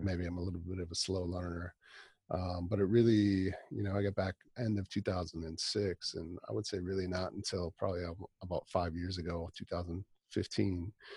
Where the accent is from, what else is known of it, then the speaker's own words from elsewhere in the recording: northern Wisconsin, United States; also born or lived in Milwaukee, Wisconsin; now in Rochester, United States; I grew up in Wisconsin